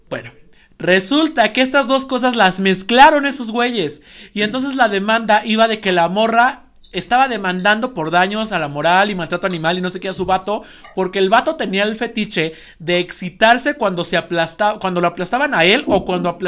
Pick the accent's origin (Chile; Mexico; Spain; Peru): Spain; Porque somos claramente españoles, entonces zoofobia.